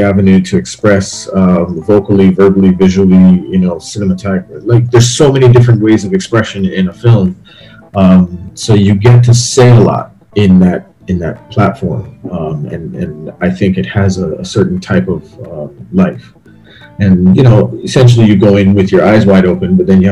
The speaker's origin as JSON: {"language": "English", "country": "Barbados", "tie": "born or raised there", "moved": "yes", "said": "how I grew up in Barbados"}